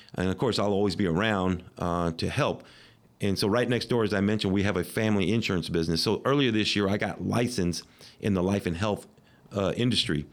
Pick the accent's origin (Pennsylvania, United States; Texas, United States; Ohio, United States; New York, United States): Texas, United States; Midland; this is my hometown